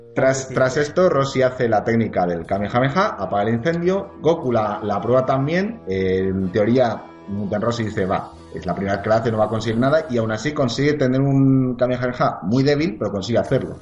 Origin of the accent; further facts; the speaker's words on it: Spain; Aquí en España